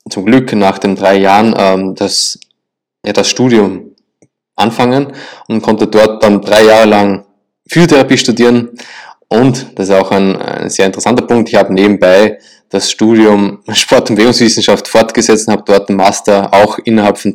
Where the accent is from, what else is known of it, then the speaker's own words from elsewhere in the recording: Linz, Upper Austria, Austria; also born or lived in Salzburg; Ja, ich komme ursprünglich aus Österreich, aus Linz. Also die meisten kennen Linz mit Lask Linz.